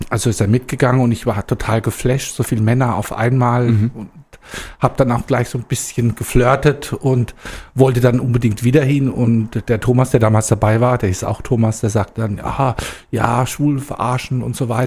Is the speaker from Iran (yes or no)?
no; Rastatt, Baden-Württemberg, Germany; also born or lived in Heidelberg; now in Heusenstamm, Germany; geboren bin ich in Rastatt, da bin ich auch groß geworden. Das ist in Baden-Württemberg.